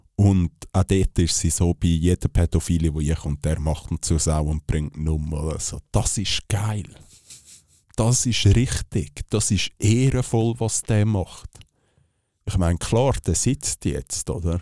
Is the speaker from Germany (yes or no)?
no; Switzerland; wir als Schweizer Bürger